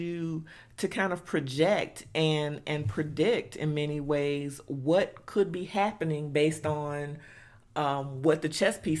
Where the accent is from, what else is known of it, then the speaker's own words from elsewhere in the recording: Dallas-Fort Worth, Texas, United States; everyday reality for young black girls growing up in Dallas-Fort Worth, we might be in a different position as it relates to how we utilize philanthropy because we grew up.